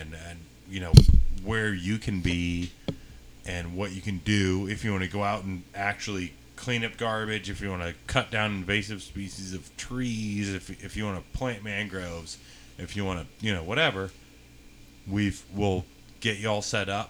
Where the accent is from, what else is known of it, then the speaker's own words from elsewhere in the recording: Tampa Bay area, Florida, United States; I'm originally from the Tampa Bay area